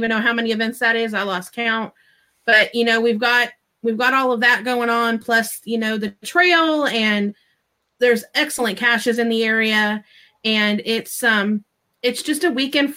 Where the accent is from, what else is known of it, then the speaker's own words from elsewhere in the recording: California, United States; now in Texas, United States; I'm originally from California